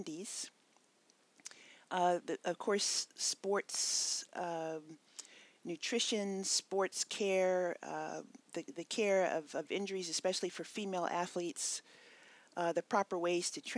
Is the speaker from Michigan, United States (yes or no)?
no; Hawaii, United States; moved away as an adult; also born or lived in Texas / Santa Barbara, California; now in Redlands, United States; I was living in Hawaii, where I grew up